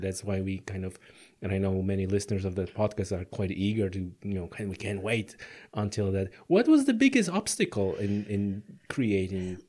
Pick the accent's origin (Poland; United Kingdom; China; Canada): Poland; now in Ireland; I come from Poland